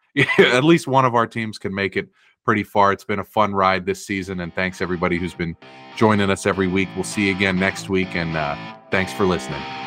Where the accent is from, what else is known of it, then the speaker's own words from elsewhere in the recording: Bay Area, California, United States; we grew up in the Bay Area